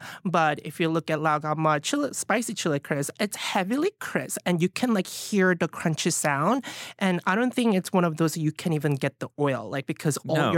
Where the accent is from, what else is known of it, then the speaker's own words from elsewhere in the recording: Alabama, United States; now in New York City, United States; So I wasn't really exposed to any sort of a Chinese food growing up in Alabama. But once I moved to New York City